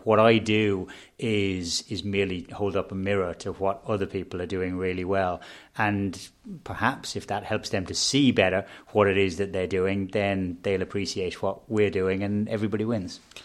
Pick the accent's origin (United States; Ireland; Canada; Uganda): Ireland; Dublin, Leinster; we're all from Dublin. We're, you know, we're rooted in Dublin.